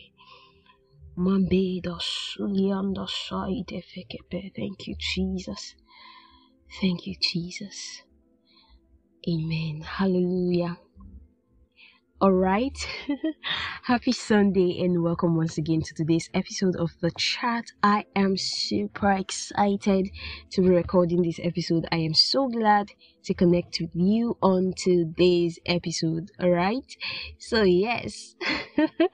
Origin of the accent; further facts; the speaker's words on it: Nigeria; I am from Nigeria and God owns Nigeria